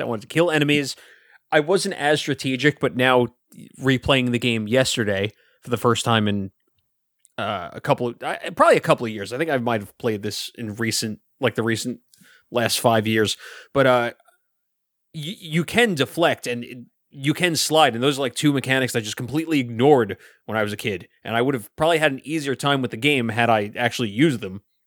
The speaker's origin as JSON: {"language": "English", "town": "New York City", "region": "New York", "country": "United States", "tie": "born or raised there", "said": "I grew up in Brooklyn"}